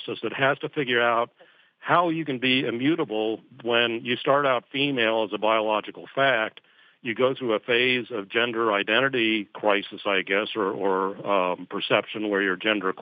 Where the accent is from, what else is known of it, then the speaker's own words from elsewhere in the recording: Scotland, United Kingdom; accent: Scottish; That's my Scottish accent